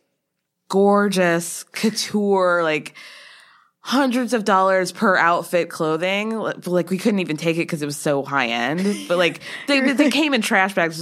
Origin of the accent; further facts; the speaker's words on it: Atlanta, Georgia, United States; I'm from Atlanta